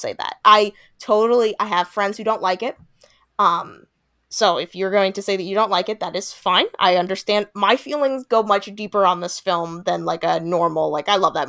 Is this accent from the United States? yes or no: yes; New York, United States; See, now I wouldn't know that because I'm not from LA. I'm from Long Island, and that generally is what our high schools look like.